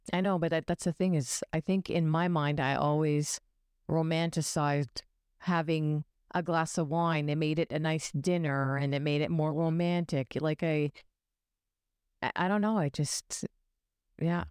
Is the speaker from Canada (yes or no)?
yes; Ontario, Canada; we're from Ontario